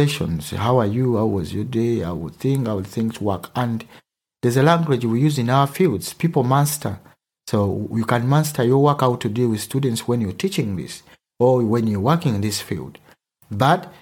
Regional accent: Uganda; accent: Ugandan; first language Luganda; English is a second language; moved away as an adult; now in Germany; I come from Uganda, but my mother language is Luganda

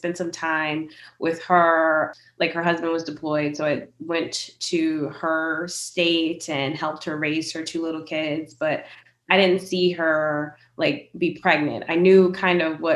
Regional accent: Richmond, Virginia, United States; I'm from Richmond, Virginia

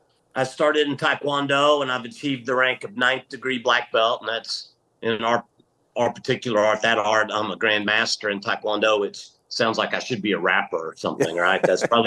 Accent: Little Rock, Arkansas, United States; also born or lived in Thunder Bay, Ontario, Canada / Green Bay, Wisconsin; when I was about 6 years old, we moved to Little Rock, Arkansas. And so yeah, I've been here in Central Arkansas my whole life.

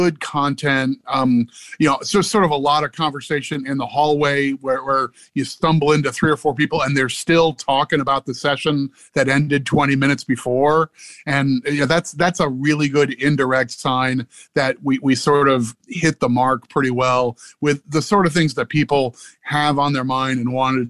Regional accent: Midwest, United States; now in Maryland, United States; I grew up in the Midwest in like sort of an extended part of Tornado Alley

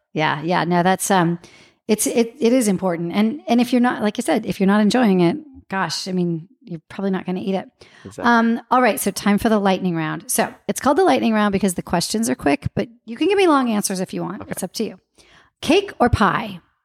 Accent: Santa Maria, California, United States; I grew up in Santa Maria where it was the dry rub

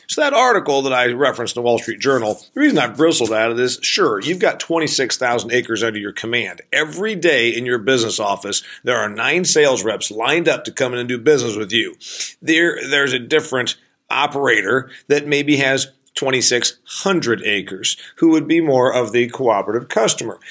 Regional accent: Northeast Indiana, United States; I'm from Northeast Indiana.

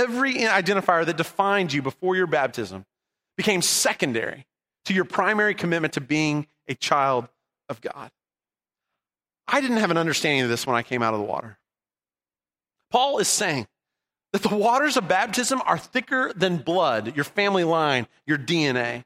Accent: Southern California, United States; I grew up in Southern California after the Dust Bowl era

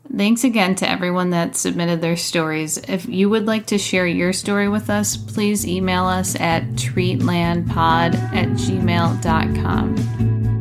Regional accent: Buffalo, New York, United States; I grew up in Buffalo, New York, and so our winters were absolutely frigid

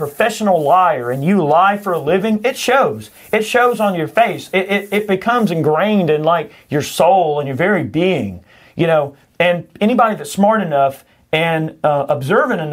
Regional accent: United States; I am an American

